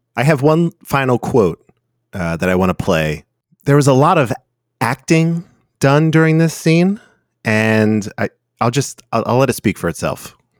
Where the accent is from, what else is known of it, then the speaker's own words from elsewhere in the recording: United States; I'm American